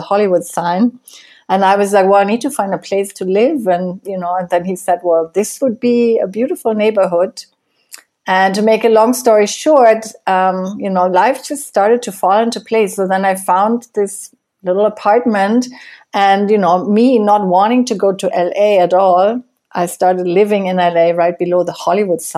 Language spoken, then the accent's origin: English; Germany; moved away as an adult; now in Costa Rica; I grew up in Germany. And I left Germany in 1996